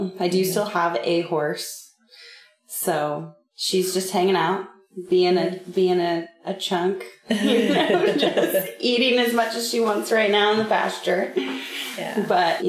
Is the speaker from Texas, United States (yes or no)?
no; Grants Pass, Oregon, United States; Growing up here was great. I mean, I rode horses